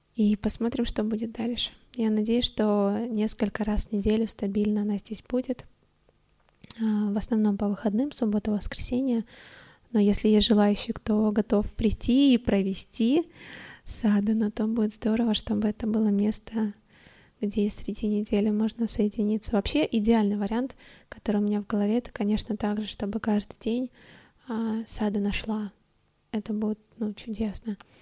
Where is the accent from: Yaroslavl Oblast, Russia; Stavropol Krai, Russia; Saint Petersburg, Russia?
Stavropol Krai, Russia; Stavropol; now in Moscow, Russia; Я тогда уехала к родителям домой в Ставрополе. Я, значит, из Ставрополя